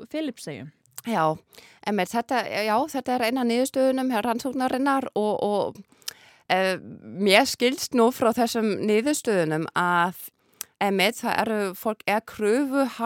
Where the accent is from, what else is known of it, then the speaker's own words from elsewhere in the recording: Berlin, Germany; Icelandic is a second language; ég er alveg upp í Berlín, það sem er ákveðna þjófælegshópar þarna þannig ég er bara til að vöna að hlusta á þýsku e, eh, talaða með tyrkneskum reym, arabískum reym og rúsneskum reym. Ég ólst upp þannig